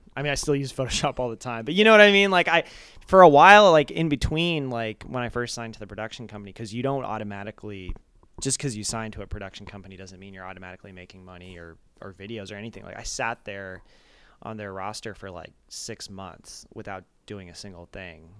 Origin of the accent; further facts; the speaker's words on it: Arizona, United States; moved away as an adult; also born or lived in Japan / Flagstaff, Arizona / New York / Los Angeles; then we moved to Arizona, and, um, so I, I grew up in, like, a suburb in Arizona